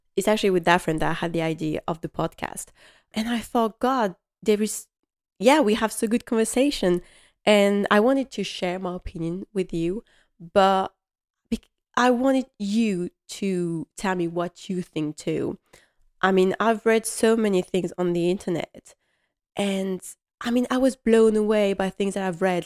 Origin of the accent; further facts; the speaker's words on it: Strasbourg, Grand Est, France; English is a second language; I come from Strasbourg